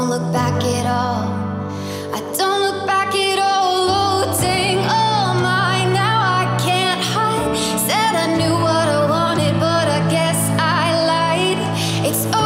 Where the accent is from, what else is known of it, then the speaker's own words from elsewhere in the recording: Zanesville, Ohio, United States; I'm from Zanesville, Ohio